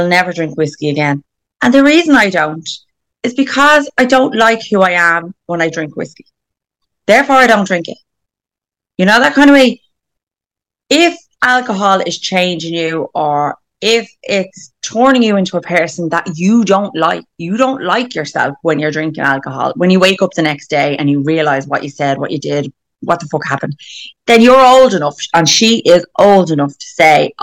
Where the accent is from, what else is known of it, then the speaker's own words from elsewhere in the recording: Ireland; we're Irish